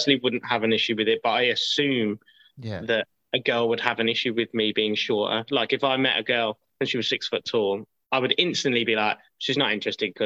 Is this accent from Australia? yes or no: no; Midlands, United Kingdom; we're from the Midlands